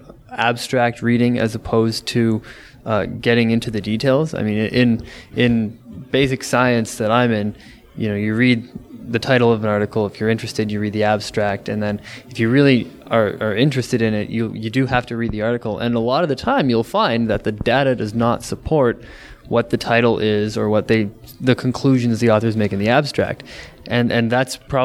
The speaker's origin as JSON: {"language": "English", "town": "Toronto", "region": "Ontario", "country": "Canada", "said": "I'm from Toronto proper"}